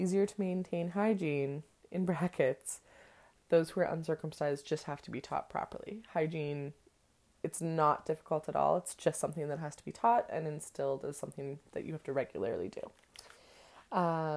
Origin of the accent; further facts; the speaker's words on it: Canada; I'm Canadian